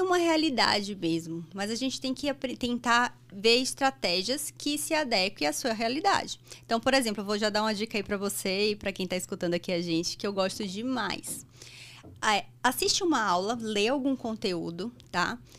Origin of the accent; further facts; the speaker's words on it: Salvador, Bahia, Brazil; moved away as an adult; now in São Paulo, Brazil; eu nasci em Salvador, sou baiana. E eu fiz faculdade lá